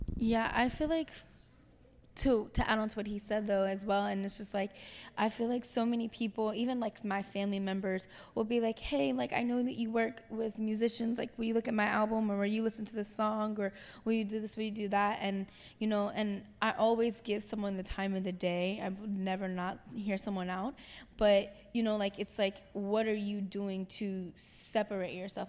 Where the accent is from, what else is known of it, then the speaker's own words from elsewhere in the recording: Cincinnati, Ohio, United States; I'm from Cincinnati, Ohio